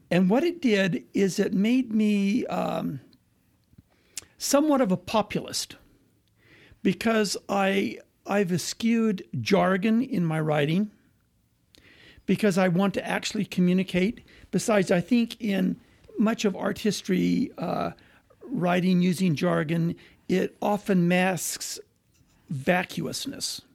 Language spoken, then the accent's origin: English; Moses Lake, Washington, United States; moved away; also born or lived in Price, Utah / Quebec; we moved to the Pacific Northwest, and I grew up in a little farming town, uh, called Moses Lake